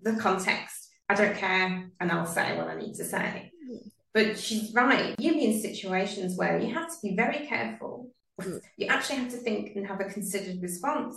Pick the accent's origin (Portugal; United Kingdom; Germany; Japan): United Kingdom; now in Sydney, Australia; Actually, I'm from the UK. I was born there.